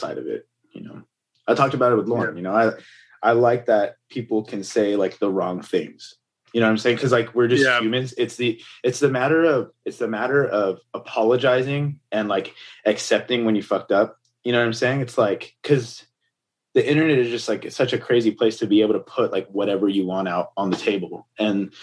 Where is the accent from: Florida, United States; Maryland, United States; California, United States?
California, United States; Pico Rivera; also born or lived in Montebello; I was raised in Pico Rivera, Montebello.